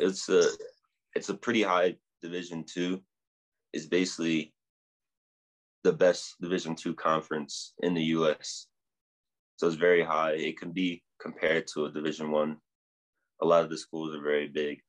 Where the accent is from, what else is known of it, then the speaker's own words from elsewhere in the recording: New Jersey, United States; now in Denver, United States; I'm originally from New Jersey